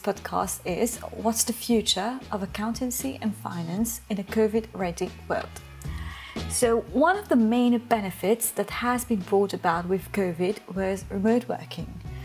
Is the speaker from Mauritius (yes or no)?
yes; Mauritius; from Mauritius